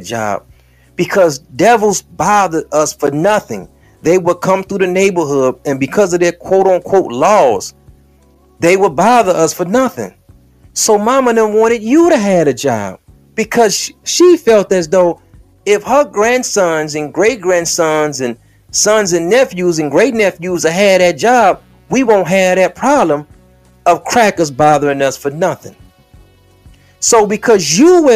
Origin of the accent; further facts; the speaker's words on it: Detroit, Michigan, United States; when I'm on the west side of Detroit, the 6th precinct is up the street from my block because I'm from Plymouth.